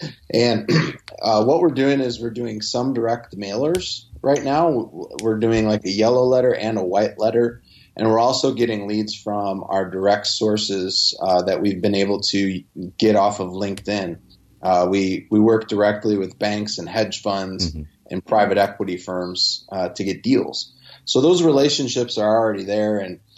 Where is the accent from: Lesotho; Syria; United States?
United States; Midwest; And it just goes back to, I guess, me being from the Midwest. I don't talk like I'm from New York or anything like